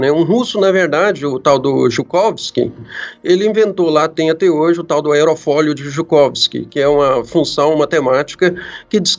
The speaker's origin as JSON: {"language": "Portuguese", "country": "Brazil", "said": "Olha, é claro, eu sou brasileiro, né?"}